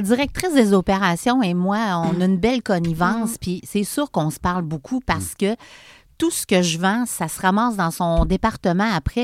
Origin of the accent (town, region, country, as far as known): Charny, Quebec, Canada; born or raised there; also born or lived in Montreal